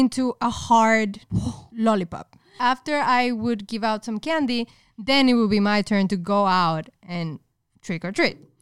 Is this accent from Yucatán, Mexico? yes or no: no; Monterrey, Nuevo León, Mexico; moved away as an adult; now in United States; I was raised in Mexico up until I was, like, twenty-four. Specifically in Monterrey